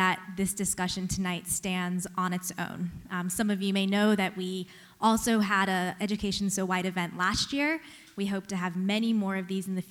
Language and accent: English; North Carolina, United States; My siblings and I were raised in North Carolina